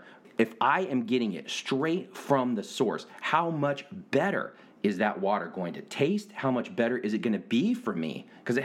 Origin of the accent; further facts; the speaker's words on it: Washington, United States; moved away; growing up in Washington